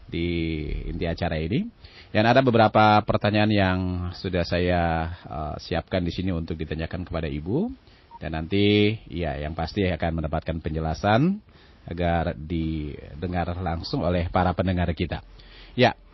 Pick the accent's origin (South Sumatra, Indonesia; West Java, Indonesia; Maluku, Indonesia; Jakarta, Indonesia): Maluku, Indonesia; Nah tentunya bagi kita orang Maluku, kata kapata ini saya akan menjadi simbol identitas kemalukuan.